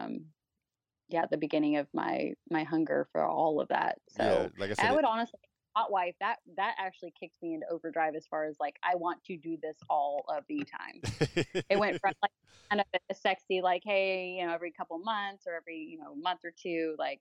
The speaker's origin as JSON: {"language": "English", "region": "the South", "country": "United States", "tie": "born or raised there", "said": "I grew up in the South."}